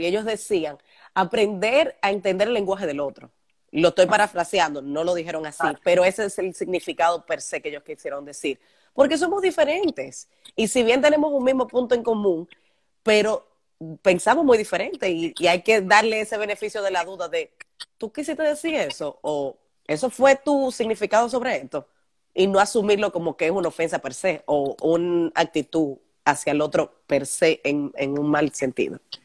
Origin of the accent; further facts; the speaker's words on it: Santiago de los Caballeros, Santiago, Dominican Republic; somos santiagueros, nos conocemos